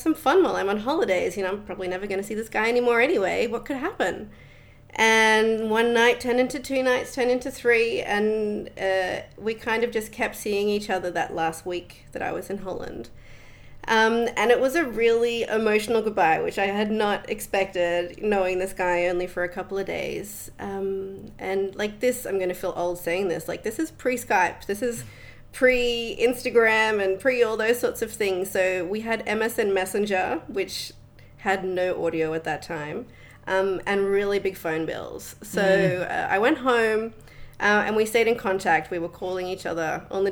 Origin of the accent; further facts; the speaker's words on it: Australia; moved away as an adult; also born or lived in Netherlands; now in Bali, Indonesia; I grew up in Australia. I spent a couple of years at school, beginning of primary school in the Netherlands. But other than that, born and raised Australian.